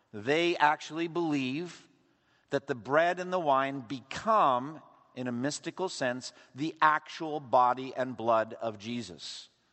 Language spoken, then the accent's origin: English; Eastern Massachusetts, United States; I was raised Roman Catholic in Eastern Massachusetts